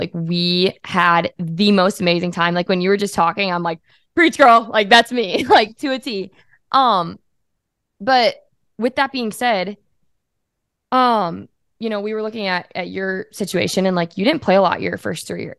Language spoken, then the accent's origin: English; Wisconsin, United States; I'm from Wisconsin, as you know. So like growing up, we were Badger fans through and through, like everyone in this freaking state.